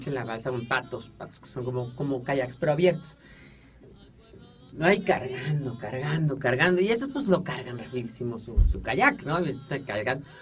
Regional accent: San Luis Potosí, Mexico; hablando de San Luis Potosí. Yo soy de San Luis Potosí, del barrio de...

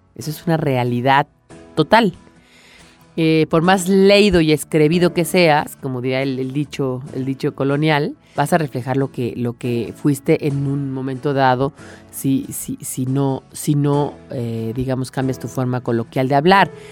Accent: Mexico; a mí como mexicana, que no tengo este dialecto madrileño

